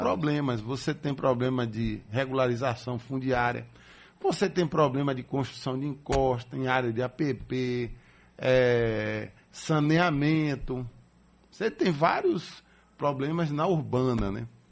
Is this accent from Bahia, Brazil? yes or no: yes; Salvador, Bahia, Brazil; Eu nasci aqui em Salvador, sou de família maragujipana, meu pai e minha mãe, lá de Maragogipe, no Recôncavo Baiano